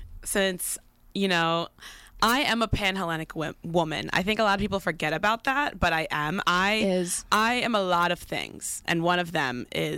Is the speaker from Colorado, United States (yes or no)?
yes; Colorado, United States; I'm from Colorado.